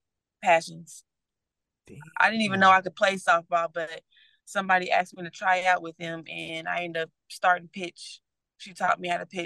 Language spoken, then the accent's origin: English; Indianapolis, Indiana, United States; I grew up around the Ben Davis, Pike, Eagle Creek, Fishback, and Guyan.